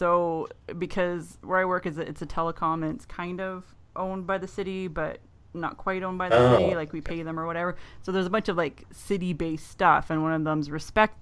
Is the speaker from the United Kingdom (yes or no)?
no; Canada; accent: Minnesota accent on top of the Canadian accent; I'm only like a half hour north of Minnesota